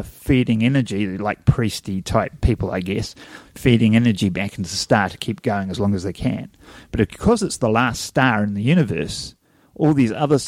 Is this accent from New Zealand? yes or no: yes; New Zealand; accent: Kiwi; you listen to a Kiwi on film and you go, do we sound like that?